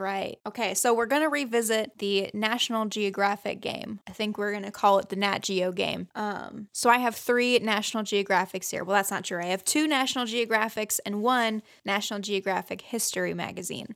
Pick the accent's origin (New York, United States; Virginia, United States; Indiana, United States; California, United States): Indiana, United States; Fort Wayne; I was born in Fort Wayne